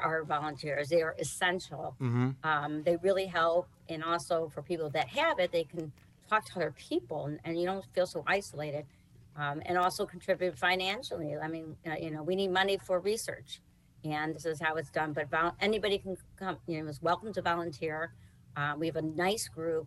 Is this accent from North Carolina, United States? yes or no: no; Cleveland, Ohio, United States; now in Southern Florida, United States; I was originally from Cleveland, Ohio, and my parents founded the Ohio chapter